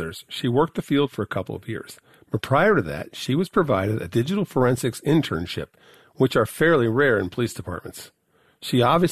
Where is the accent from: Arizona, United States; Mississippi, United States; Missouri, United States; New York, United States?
Missouri, United States; Chesterfield; I'm from that same area myself. I'm from Chesterfield, so pretty close